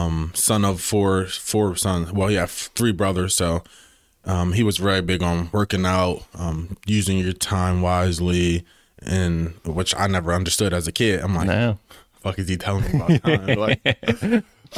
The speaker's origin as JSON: {"language": "English", "town": "Wilmington", "region": "Delaware", "country": "United States", "tie": "born or raised there", "said": "Born and raised in Delaware. Grew up in Wilmington."}